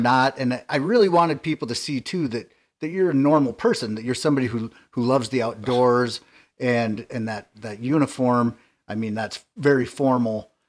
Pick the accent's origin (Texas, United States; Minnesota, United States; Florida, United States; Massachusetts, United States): Minnesota, United States; Nevis; growing up in Nevis